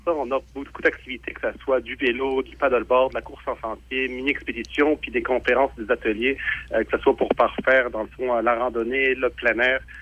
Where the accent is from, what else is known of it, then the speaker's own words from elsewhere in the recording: Montreal, Quebec, Canada; J'ai euh, grandi à Montréal. et je suis de Québec